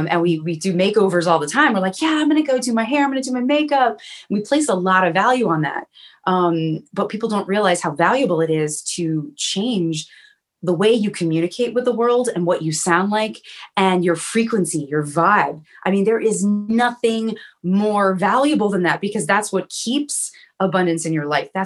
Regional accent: South Florida, United States; also born or lived in New York / Chicago; now in Los Angeles, United States; I'm originally from South Florida. I grew up, my parents had a horse

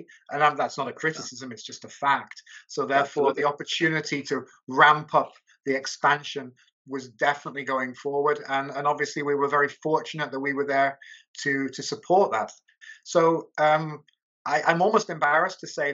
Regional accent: United Kingdom; moved away as an adult; now in Budapest, Hungary; that I'm an expat, that I'm a Brit

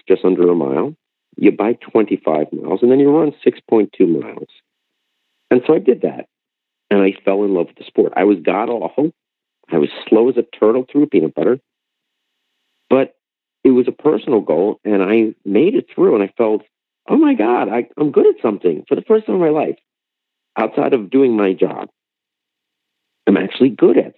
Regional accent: White Plains, New York, United States; moved away as an adult; also born or lived in Upper West Side, New York; now in New Jersey, United States; I was born in White Plains, New York

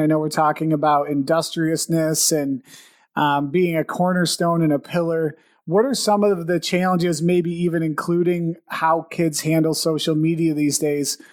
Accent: Buffalo, New York, United States; We're both from the Buffalo area. We're still in the Buffalo area

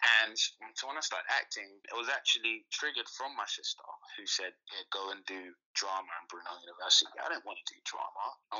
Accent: London, United Kingdom; Me growing up in Peckham, I had a lot of friends who were doing bad stuff.

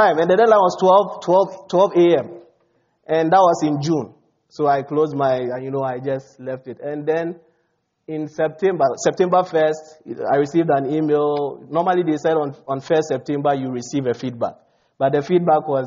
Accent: Ghana; moved away as an adult; also born or lived in South Dakota, United States; now in United States; most of my credentials were from Ghana

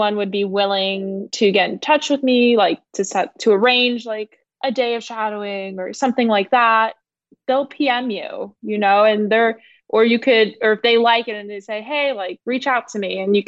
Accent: Atlanta, Georgia, United States; born and raised in Atlanta, Georgia

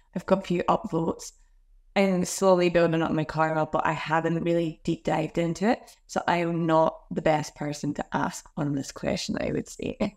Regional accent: Glasgow, Scotland, United Kingdom; now in Australia; I grew up, um, I grew up in Scotland, Glasgow

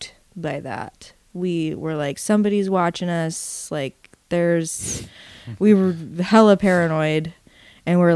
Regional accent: Alaska, United States; moved away as an adult; now in Eugene, United States; I was born in Alaska. Ended up moving to Eugene, Oregon in my 20s

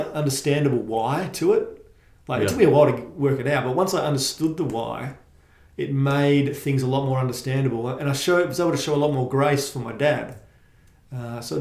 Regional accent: Bayswater, Western Australia, Australia; also born or lived in northern suburbs; I grew up in Bayswater

